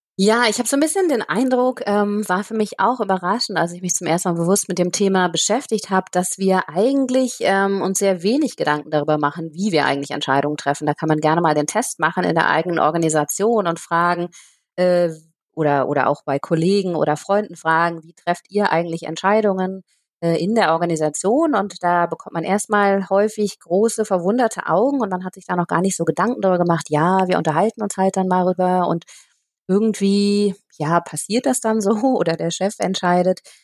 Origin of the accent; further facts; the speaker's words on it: Aachen, North Rhine-Westphalia, Germany; moved away as an adult; also born or lived in Nepal / Cambodia; letzten Herbst zurück nach Aachen gekommen. Das ist auch meine Heimatstadt hier